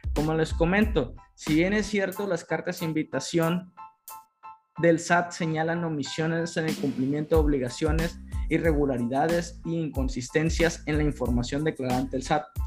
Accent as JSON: {"language": "Spanish", "country": "Mexico", "said": "nosotros como mexicanos"}